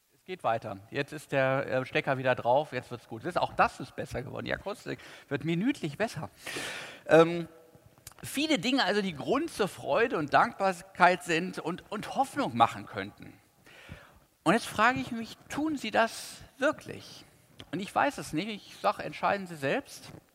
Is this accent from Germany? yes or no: yes; Cologne, North Rhine-Westphalia, Germany; Ich weiß als Kölner